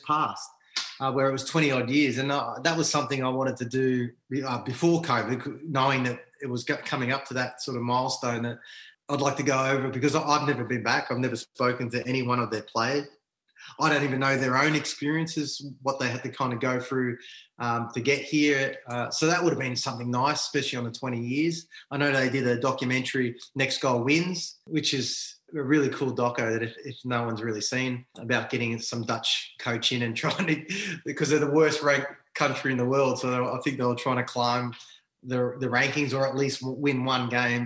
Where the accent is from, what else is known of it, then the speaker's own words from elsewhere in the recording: New Zealand; also born or lived in Papua New Guinea (mother's birthplace); now in Australia; I was born in New Zealand